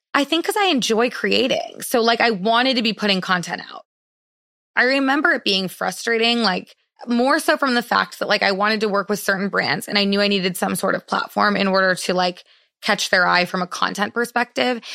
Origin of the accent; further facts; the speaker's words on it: Madison, Wisconsin, United States; moved away; I grew up in Madison, Wisconsin